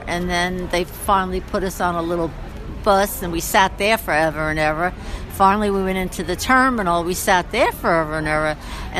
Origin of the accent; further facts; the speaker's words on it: New York, United States; now in Santa Fe, United States; I'm originally from New York, Okay. But now I live in Santa Fe, New Mexico, and I was on my way home to Albuquerque.